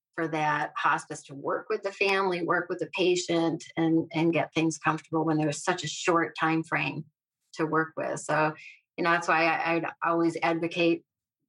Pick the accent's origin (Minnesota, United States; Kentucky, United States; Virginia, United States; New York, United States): New York, United States; central; I grew up in central New York. I have lived here my whole life